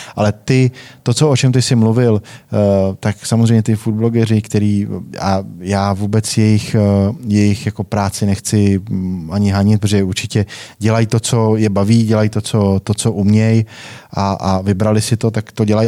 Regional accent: Nové Strašecí, Central Bohemian Region, Czechia; Jsme hráli jako první, eh, krajskou A třídu tam u nás v Novém Strašecí

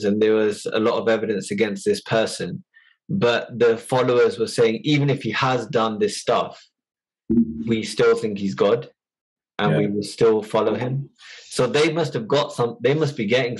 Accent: United Kingdom; we are British born

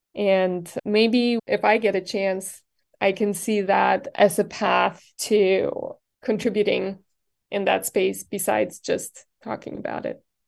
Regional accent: Germany; moved away as an adult; now in Texas, United States; I grew up in Germany

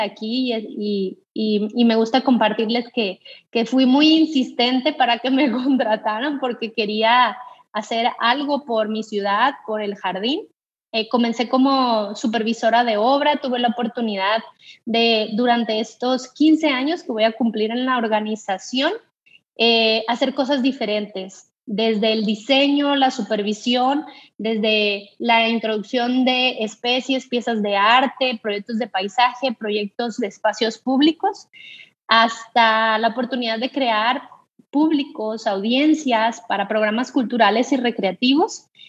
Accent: Culiacán, Sinaloa, Mexico; also born or lived in Monterrey; mi ciudad de origen

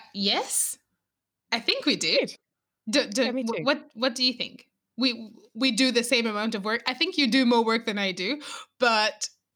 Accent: Malawi; now in Scotland; I'm Malawian.

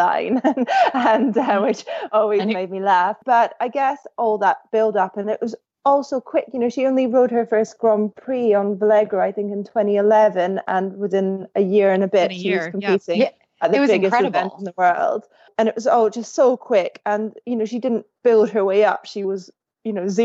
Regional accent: Scotland, United Kingdom; when I was growing up in Scotland

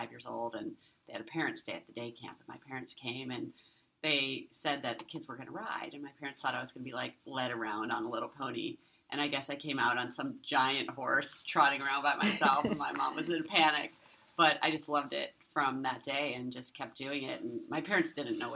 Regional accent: Ohio, United States; my trainers as a kid, and including Laddie Anda Hazy and a lot of other people growing up in Ohio.

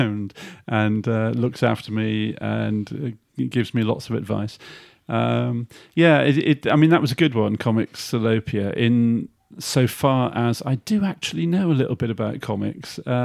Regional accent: Shrewsbury, West Midlands, United Kingdom; also born or lived in Stafford / Israel; it's my hometown. I feel passionate about Shrewsbury

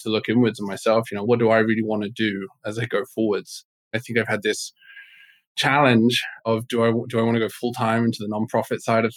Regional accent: England, United Kingdom; moved away; I was born in England, very much raised with the culture of be seen, not heard, stiff upper lip.

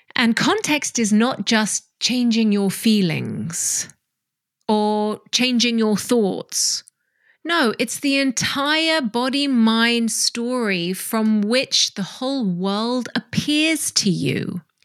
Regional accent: Hong Kong; I grew up in Hong Kong

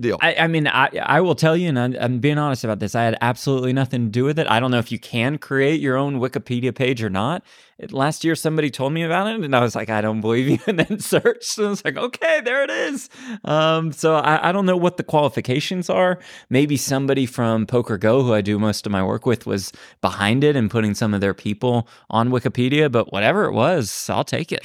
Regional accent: Dallas, Texas, United States; also born or lived in Los Angeles, United States; now in Las Vegas, United States; I'm from Dallas originally went to school at USC

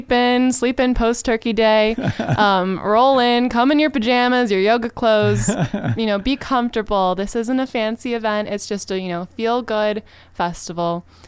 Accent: California, United States; coming from LA, I feel like, you know, the desert's my hometown

